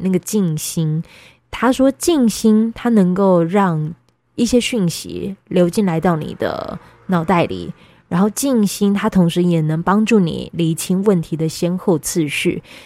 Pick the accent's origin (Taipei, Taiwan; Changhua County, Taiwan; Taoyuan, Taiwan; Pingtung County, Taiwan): Pingtung County, Taiwan; moved away; also born or lived in Kaohsiung; 宝仪在我的故乡